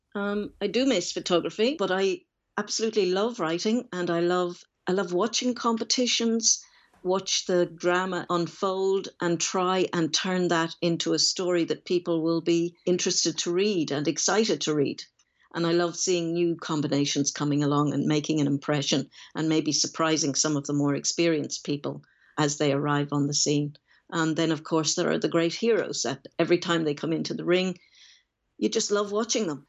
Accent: Dublin, Leinster, Ireland; I was born in Reardon, Dublin

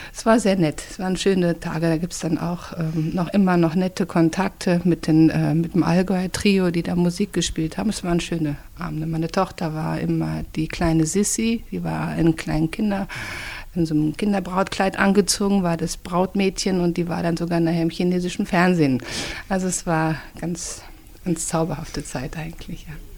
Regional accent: Lemgo, North Rhine-Westphalia, Germany; Meine Jugend hat auf der Straße stattgefunden. Wir haben gespielt in der Straße, in der Stadt. Lemgo ist eine sehr kleine Stadt

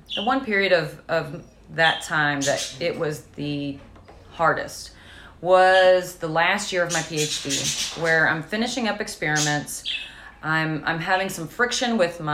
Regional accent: Clarksville, Indiana, United States; I grew up in Clarksville, Indiana. So just across the river from Louisville

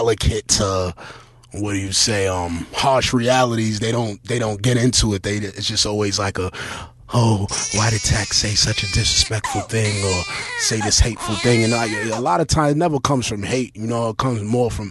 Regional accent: New York City, New York, United States; Basically, I'm from Brooklyn, you know what I mean? From East New York

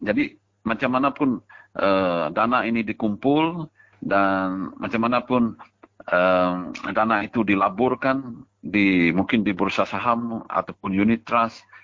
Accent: Sarawak, Malaysia; kita sebagai rakyat Sarawak

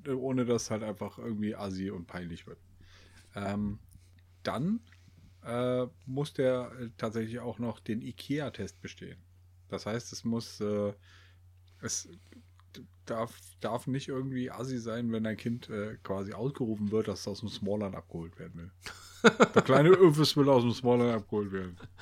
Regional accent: Germany; wir, wir Deutschen

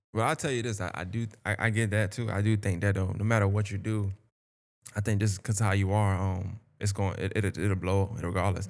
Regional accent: New York, United States; now in Augusta, United States; I'm from New York

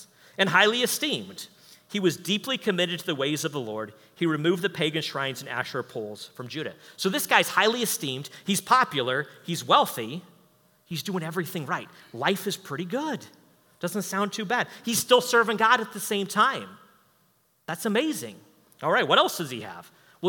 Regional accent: United States; I'm an American

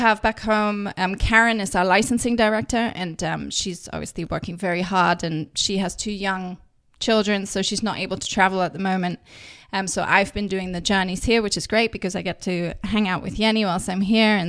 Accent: England, United Kingdom; accent: English; also born or lived in Germany; my English accent.

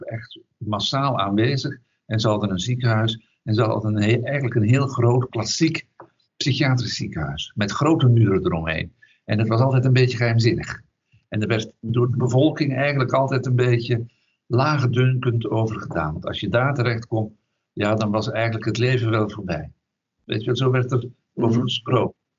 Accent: Duffel, Flanders, Belgium; now in Netherlands; ben opgegroeid in België, in Vlaanderen, in een, eh, een dorpje tussen Antwerpen en Brussel. En dat dorp heet Duffel

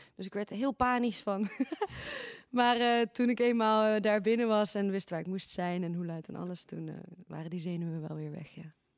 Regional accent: Eindhoven, North Brabant, Netherlands; als Eindhovenaar

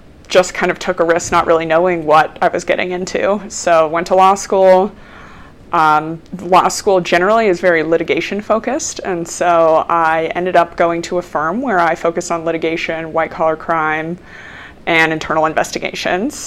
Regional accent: Denver, Colorado, United States; I am from Denver. I grew up actually in Park Hill and went to East High School and then University of Colorado

